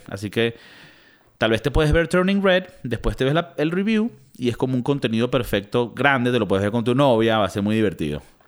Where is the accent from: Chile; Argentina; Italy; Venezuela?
Venezuela; also born or lived in United States; now in Europe; también somos venezolanos